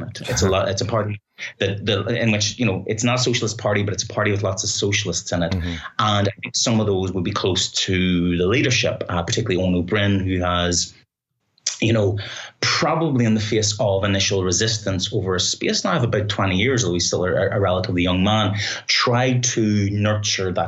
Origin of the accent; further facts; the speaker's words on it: Belfast, Northern Ireland, United Kingdom; now in Ireland; speaking as a Northern Irish person, as a Belfast person